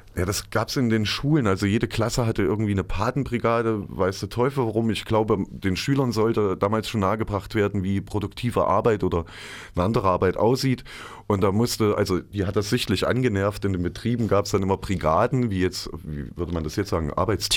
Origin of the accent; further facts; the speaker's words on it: Johannesplatz, Thuringia, Germany; Wir sind dann alle am Johannesplatz groß geworden.